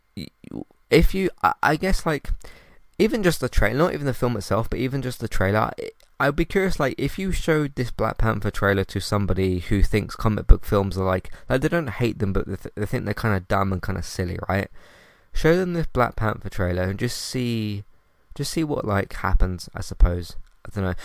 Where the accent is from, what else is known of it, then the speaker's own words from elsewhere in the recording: United Kingdom; I'm British